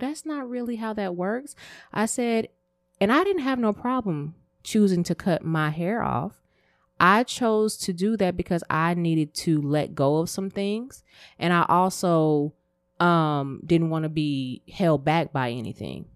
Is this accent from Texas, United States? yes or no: yes; Texas, United States; me growing up in Texas, I ain't gonna say where I grew up, um, I was normally the only black girl in my class